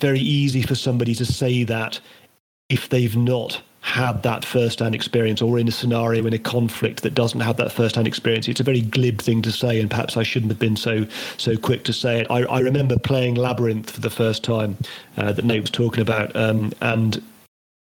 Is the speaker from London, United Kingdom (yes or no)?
no; Northern Ireland, United Kingdom; I grew up in Northern Ireland